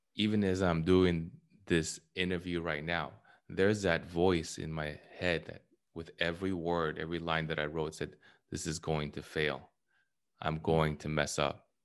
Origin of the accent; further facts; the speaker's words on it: California, United States; I'm from California